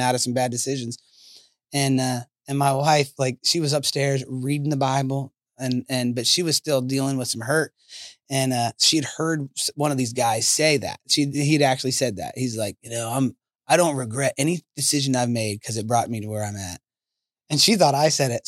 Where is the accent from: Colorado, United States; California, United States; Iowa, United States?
Colorado, United States; moved away; I'm from Colorado